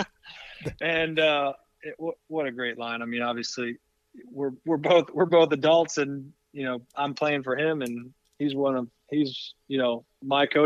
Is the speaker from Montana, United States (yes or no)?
no; Cleveland, Ohio, United States; moved away; growing up in Cleveland